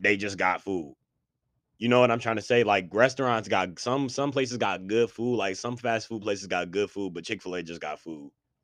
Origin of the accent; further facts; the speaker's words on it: Buffalo, New York, United States; I'm just from Buffalo